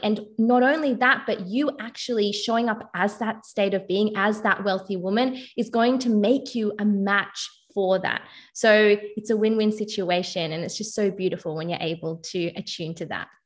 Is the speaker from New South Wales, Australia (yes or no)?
no; Melbourne, Victoria, Australia; I'm from Melbourne, Australia